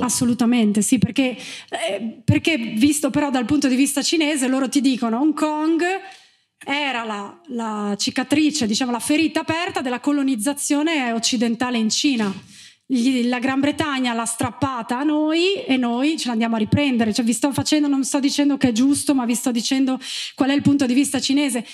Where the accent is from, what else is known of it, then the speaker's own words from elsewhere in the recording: Gemona del Friuli, Friuli-Venezia Giulia, Italy; moved away; also born or lived in China; ero nata e cresciuta a Gemona del Friuli